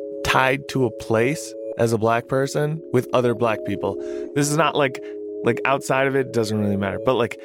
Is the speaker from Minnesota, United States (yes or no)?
yes; Minneapolis, Minnesota, United States; I'm from exactly south side Minneapolis.